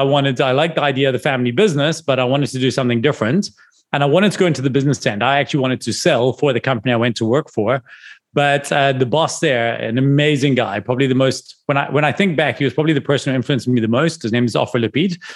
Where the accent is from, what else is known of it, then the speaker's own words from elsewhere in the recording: Scotland, United Kingdom; now in South Africa; I'm from Scotland.